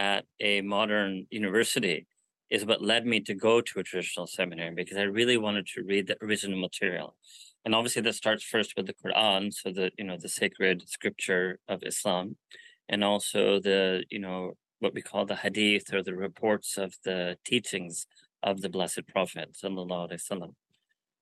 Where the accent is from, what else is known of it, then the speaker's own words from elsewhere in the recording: New York City, New York, United States; I was born and raised in New York City in Manhattan